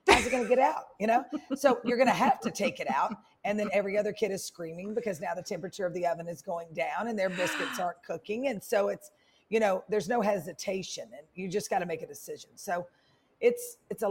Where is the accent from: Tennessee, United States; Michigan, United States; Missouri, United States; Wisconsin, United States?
Tennessee, United States; Memphis; moved away as an adult; also born or lived in Indianola, Mississippi / New Orleans, Louisiana; now in Atlanta, United States; So we moved to Memphis in third grade.